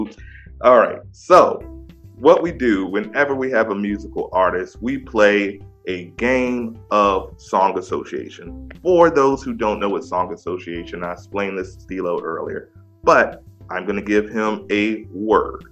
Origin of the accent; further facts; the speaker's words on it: DMV area, United States; I'm from the DMV area. So I grew up on Drew Hill.